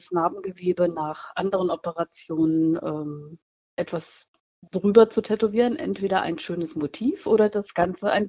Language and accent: German; Schauenburg, Hesse, Germany; Ich komme aus Nordhessen, äh, in der Nähe von Kassel, aus Schauenburg genau genommen, und tätowiere seit nunmehr 30 Jahren.